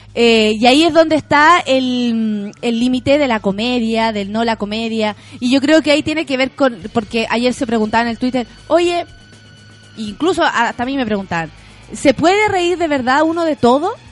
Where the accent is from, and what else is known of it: Chile